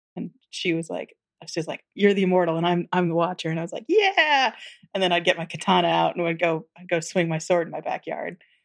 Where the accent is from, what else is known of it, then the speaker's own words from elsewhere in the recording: Tennessee, United States; I grew up in Tennessee